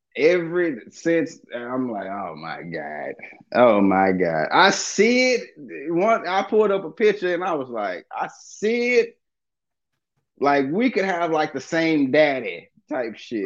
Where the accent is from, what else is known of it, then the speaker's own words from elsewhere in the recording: Dallas, Texas, United States; also born or lived in Watts, Los Angeles; now in Los Angeles, United States; I'm from Dallas